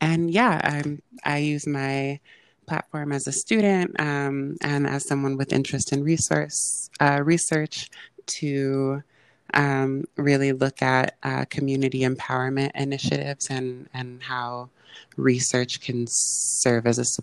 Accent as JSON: {"language": "English", "town": "San Francisco", "region": "California", "country": "United States", "tie": "born or raised there", "moved": "as an adult", "lives_now": "Los Angeles, United States", "said": "I born and raised in San Francisco and grew up all over the Bay Area."}